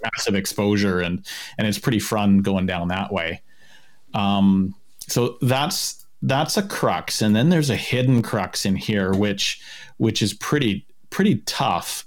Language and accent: English; Kamloops, British Columbia, Canada; also born or lived in St. Albert, Alberta; I grew up in Kamloops